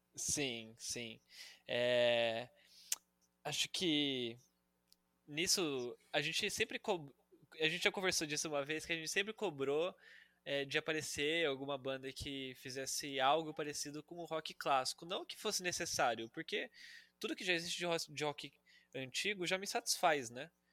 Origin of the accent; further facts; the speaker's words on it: Campinas, São Paulo, Brazil; now in São Paulo, Brazil; eu sou de Campinas, por isso bugrino